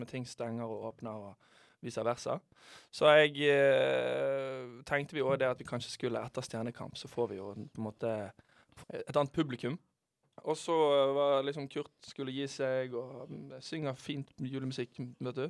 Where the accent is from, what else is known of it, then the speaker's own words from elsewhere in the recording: Bergen, Vestland, Norway; moved away; jeg er hjemme i Bergen. Det er jo alltid digg å komme hjem til sitt eget folkeslag.